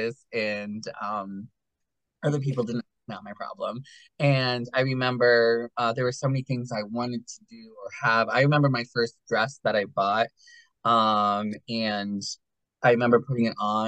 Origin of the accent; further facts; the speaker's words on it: Berwick, Pennsylvania, United States; also born or lived in Hawaii; now in Nescopeck, United States; I lived in Berwick my whole life